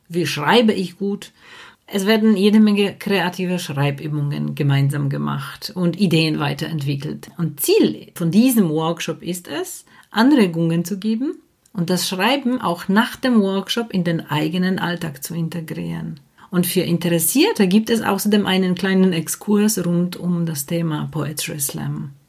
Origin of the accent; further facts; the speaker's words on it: Poland; moved away; ich komme aus Polen